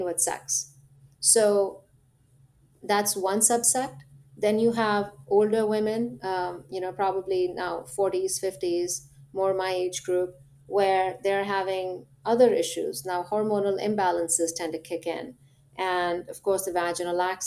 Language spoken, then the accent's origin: English; India; now in United States; I'm from India